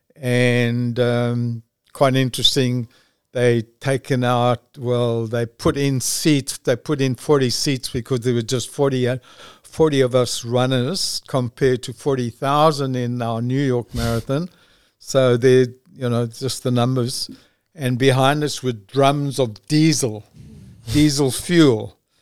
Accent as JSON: {"language": "English", "country": "South Africa", "said": "I'm from South Africa."}